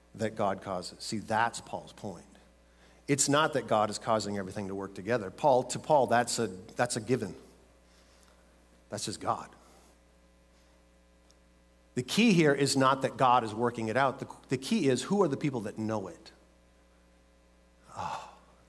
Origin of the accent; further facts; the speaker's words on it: Minnesota, United States; I grew up in Minnesota